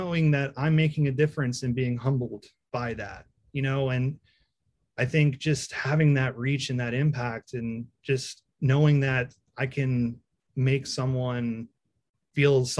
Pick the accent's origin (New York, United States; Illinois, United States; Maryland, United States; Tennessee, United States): Maryland, United States; Taneytown; we're from Tawnytown, a little town nobody knows